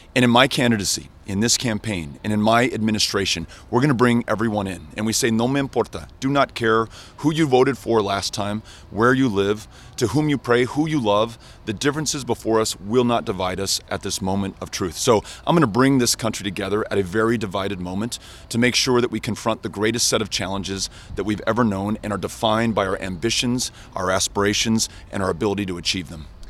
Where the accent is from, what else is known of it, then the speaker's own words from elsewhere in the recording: El Paso, Texas, United States; My hometown of El Paso, Texas